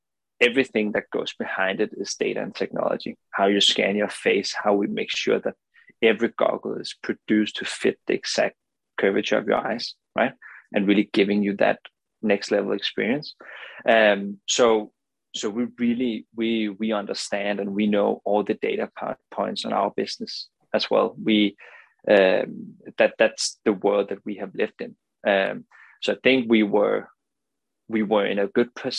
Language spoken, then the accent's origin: English; Denmark; English is a second language; as you can hear from the accent, I'm not native, right? I'm not from the US. I'm from Denmark